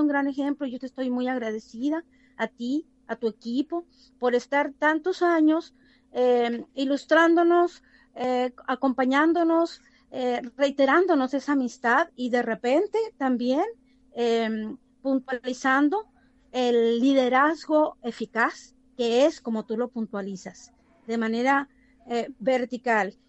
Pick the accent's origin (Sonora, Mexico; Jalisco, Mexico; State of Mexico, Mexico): Sonora, Mexico; Cócorit; moved away as an adult; also born or lived in United States; esta población que ciertamente es de mi región, de donde yo nací, crecí y abrí mis primeros ojos, mis primeros pasos, y es la población yaqui de un pueblito hermoso que se llama Cocorit